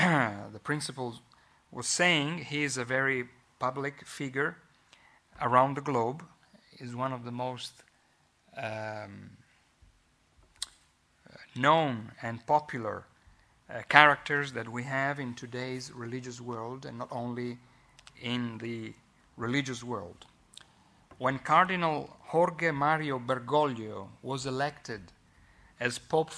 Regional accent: Italy; accent: Italian; English is a second language; I hope that you will bear with my Italian accent. If you don't, I can easily speak Italian

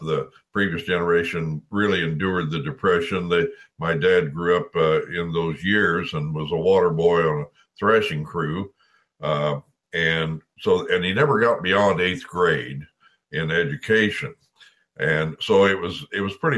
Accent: DeKalb County, Missouri, United States; DeKalb County, Missouri, Sturgeville, near where my hometown is

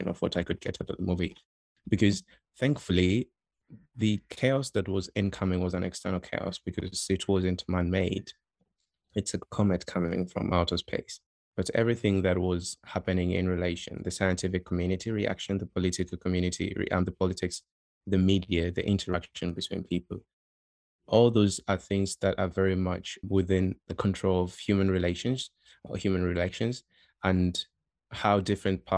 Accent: Tanzania; moved away; I'm from Tanzania

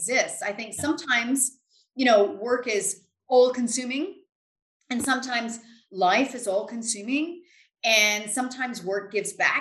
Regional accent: Louisiana, United States; moved away as an adult; now in United Kingdom; where I grew up in Louisiana, which is a very rural area

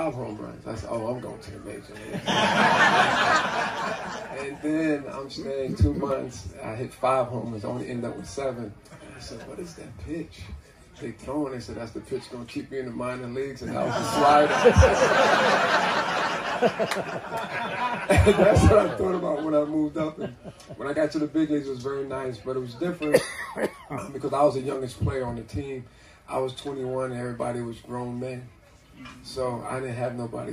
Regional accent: New York City, New York, United States; I lived in New York. I'm from Brooklyn

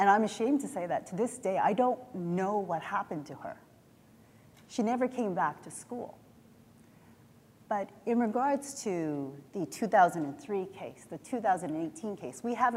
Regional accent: Southern Alberta, Canada; I went to a Southern Alberta high school with junior hockey players

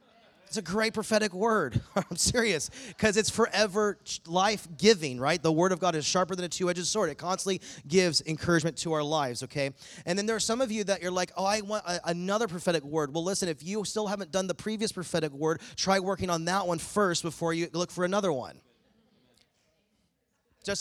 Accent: East Coast, United States; now in Bakersfield, United States; I'm from the East Coast

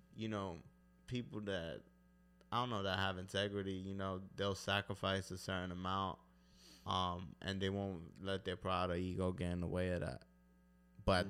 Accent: New York City, New York, United States; I'm from East New York, Brooklyn, Ridgewood, Queens

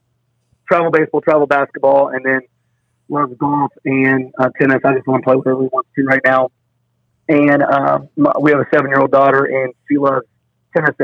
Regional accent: Brownsburg, Indiana, United States; moved away as an adult; also born or lived in Hazard, Kentucky; I'm from Brownsburg, Indiana. We went to Brownsburg High School, both of us.

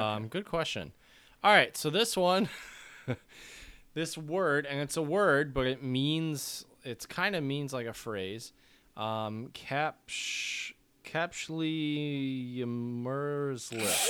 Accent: United States; we Americans

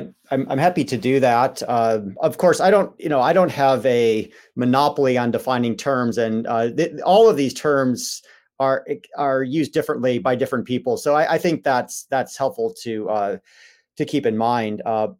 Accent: Chicago, Illinois, United States; I was raised in the Chicago suburbs and raised in the Christian Reformed Church, which is a historically Dutch Reformed church.

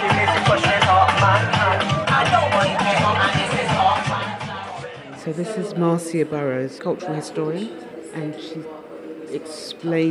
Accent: London, United Kingdom; I was born in London, and my mother's from Barbados, and my father was from Guyana

